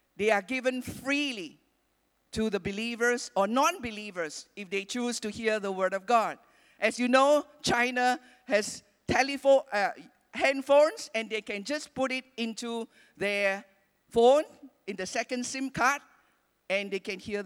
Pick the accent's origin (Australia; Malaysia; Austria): Malaysia; also born or lived in Penang; We are Malaysian, we are Chinese